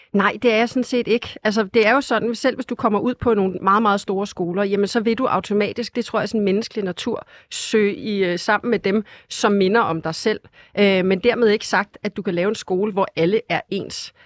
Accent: Hillerød, Capital Region of Denmark, Denmark; jeg kommer selv fra Hillerød, hvor vi har ret mange forskellige også øh, frie skoler

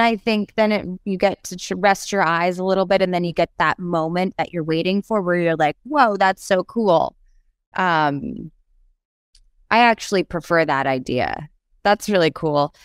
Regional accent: New York City, New York, United States; moved away as an adult; also born or lived in Los Angeles; I said I was from New York City

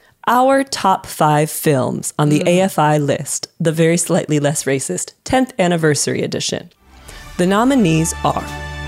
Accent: United States; moved away as an adult; now in England; I'm an American.

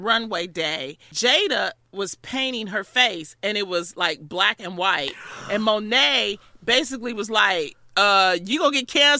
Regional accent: Detroit, Michigan, United States; I'm from Detroit.

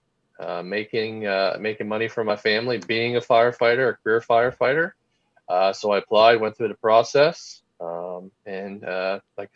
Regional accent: Boyertown, Pennsylvania, United States; I was born and raised a small town in Pennsylvania, Boyertown, Pennsylvania

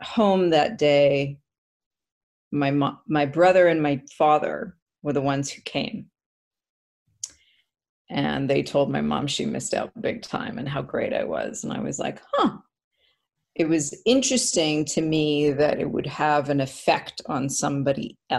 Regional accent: North Vancouver, British Columbia, Canada; also born or lived in Edmonton, Alberta, Canada; In Vancouver, we moved to Vancouver from Edmonton

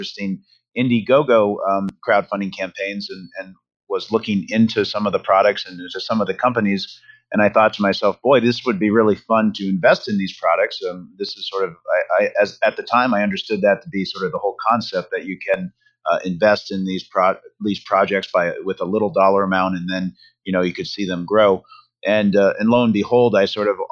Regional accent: Vermont, United States; also born or lived in New York City; I grew up in Vermont

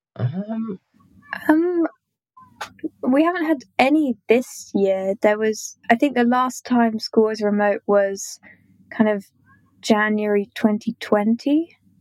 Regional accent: London, United Kingdom; I'm from London in the UK

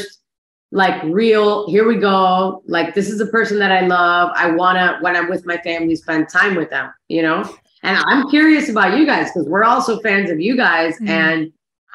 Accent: Miami, Florida, United States; I'm from Miami, born and raised.

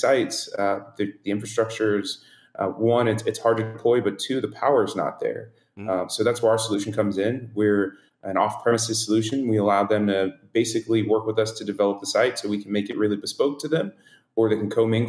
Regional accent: Pensacola, Florida, United States; I'm from Pensacola, Florida

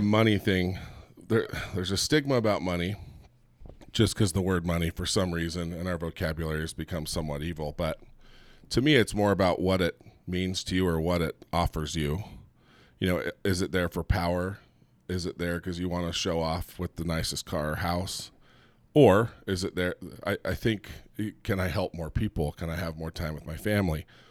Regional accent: Southern California, United States; now in Utah, United States; I grew up in Southern California

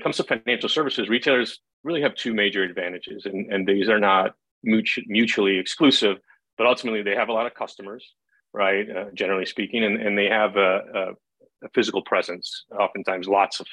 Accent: Cleveland, Ohio, United States; I'm from Cleveland, Ohio.

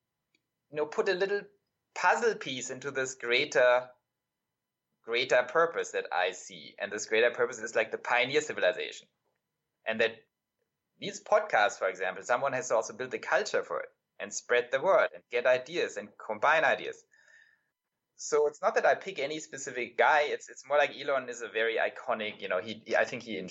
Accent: Germany; moved away; I'm European, right? So I grew up in Germany

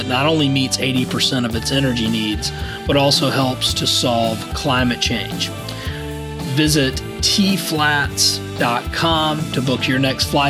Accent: Savannah, Georgia, United States; I grew up in Savannah, Georgia, and, grew up fishing

